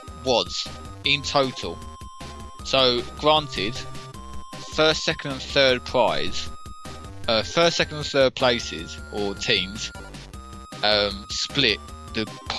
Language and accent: English; London, United Kingdom; Obviously I grew up in London. If you couldn't tell, listeners.